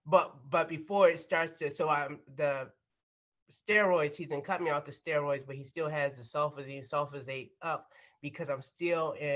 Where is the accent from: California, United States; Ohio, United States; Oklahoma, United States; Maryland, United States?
Maryland, United States; we grew up in Maryland.